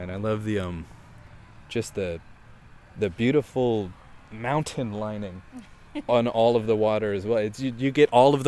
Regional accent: Baltimore, Maryland, United States; So growing up in Baltimore, because my dad and stepmother, and I have to do all the delineations, as joint custody, so I actually lived in two different places.

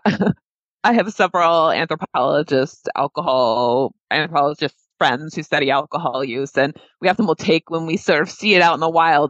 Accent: New Hampshire, United States; I grew up in New Hampshire

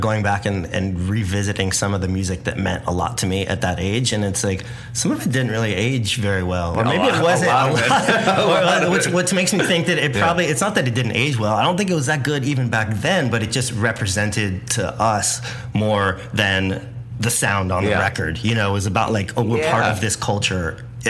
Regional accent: Santa Barbara, California, United States; there was so much of that, like growing up in Santa Barbara.

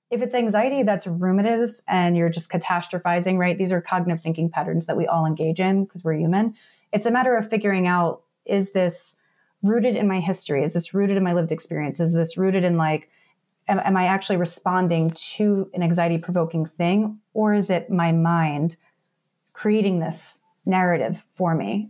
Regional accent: New York City, New York, United States; moved away; also born or lived in New Jersey; I was born in New York City, uh, raised in Staten Island, New York, moved to Jersey

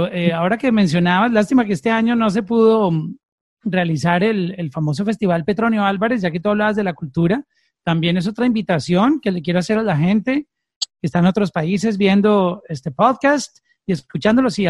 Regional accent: Pacific region, Colombia; la cultura del sonido del Pacífico colombiano, que es de donde viene, de donde vengo yo

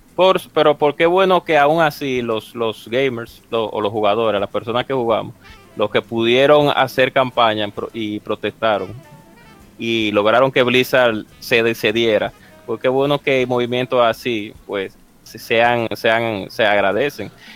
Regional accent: Dominican Republic; mi país, en República Dominicana

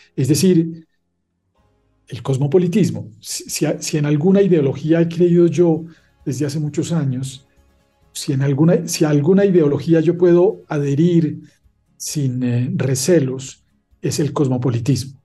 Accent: Paisa region, Colombia; also born or lived in Leuven, Belgium; yo me siento más paisa que colombiano

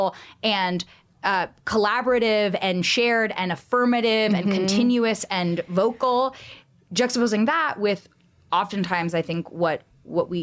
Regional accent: California, United States; growing up in California, I was always a designated driver

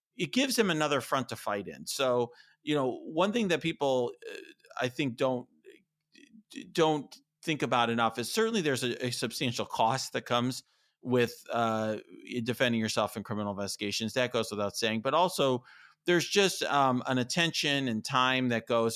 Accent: Chicago, Illinois, United States; speaking as a Chicagoan

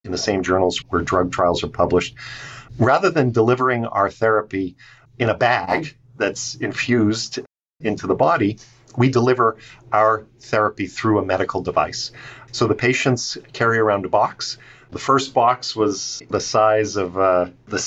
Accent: outside of Baltimore, Maryland, United States; I grew up outside of Baltimore

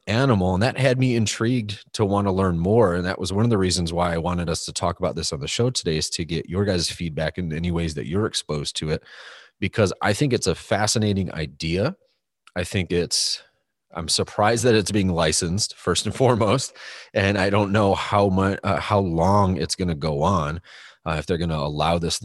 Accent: United States; the American in the room

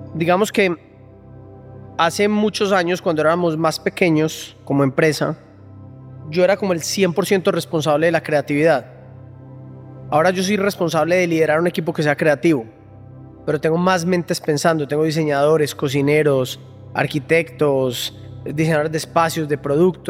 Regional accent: Colombia

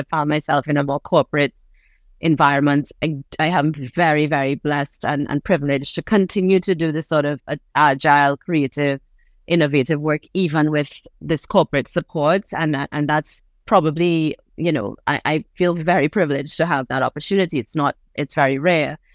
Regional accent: Trinidad & Tobago; also born or lived in New York; I was born in New York, but I grew up on a, on this island in Trinidad.

